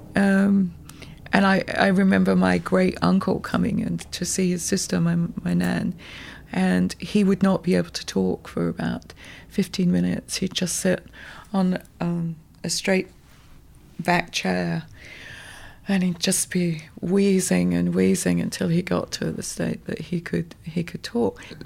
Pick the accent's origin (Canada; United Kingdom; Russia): United Kingdom; Birmingham, West Midlands; also born or lived in South Wales; now in New York, United States; I was born in Birmingham